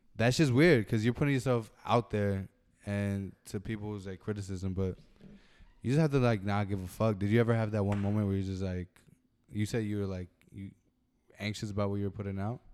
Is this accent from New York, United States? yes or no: yes; Brentwood, New York, United States; we're from Brentwood